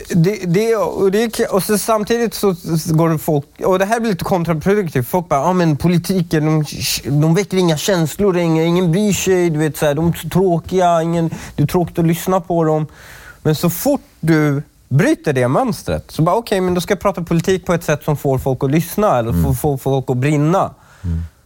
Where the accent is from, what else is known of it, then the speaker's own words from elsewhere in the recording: Stockholm, Stockholm County, Sweden; also born or lived in Upplands Väsby / Iran; jag var uppvuxen i Husby